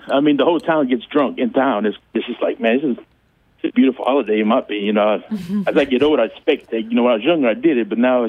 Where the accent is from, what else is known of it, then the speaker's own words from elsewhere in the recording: Eunice, Louisiana, United States; I'm from Eunice